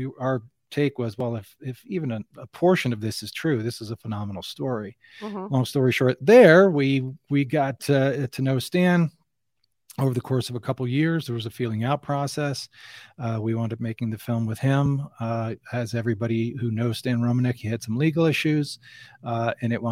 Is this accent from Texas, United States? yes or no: no; Fairfield County, Connecticut, United States; I grew up in Connecticut in Fairfield County